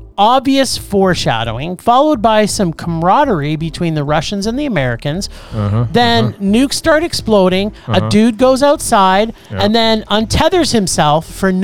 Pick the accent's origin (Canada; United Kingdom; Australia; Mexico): Canada; I'm Canadian